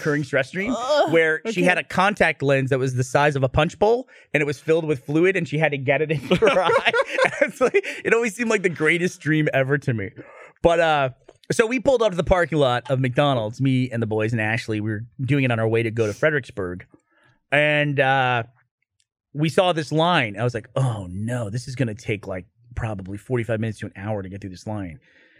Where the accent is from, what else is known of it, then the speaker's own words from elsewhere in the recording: Russia; Because we're a family from Soviet Russia.